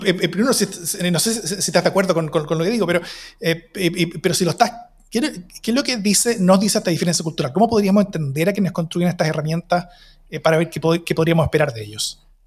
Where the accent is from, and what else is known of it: Chile